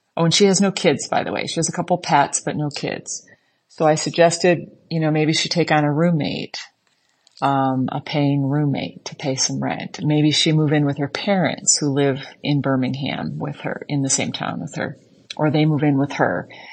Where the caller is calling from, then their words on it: Islamabad, Islamabad Capital Territory, Pakistan; I'm calling from Islamabad, Pakistan. where I work for the U S government